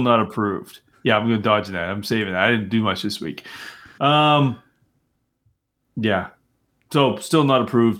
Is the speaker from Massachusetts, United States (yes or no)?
yes; near Boston, Massachusetts, United States; I grew up near Boston, but I'm not from Boston